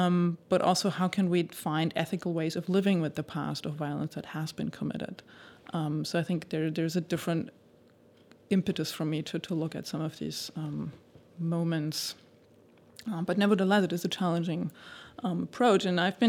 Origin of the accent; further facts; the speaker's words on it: Germany; I was born and raised in Germany